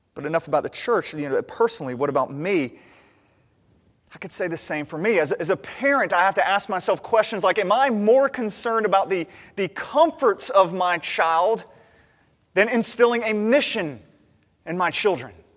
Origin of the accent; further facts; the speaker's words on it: United States; as an American